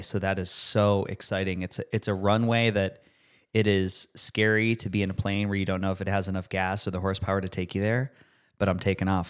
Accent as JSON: {"language": "English", "town": "Rochester", "region": "New York", "country": "United States", "tie": "born or raised there", "moved": "yes", "said": "a new hospital in my hometown, University of Rochester, Strong Memorial Hospital."}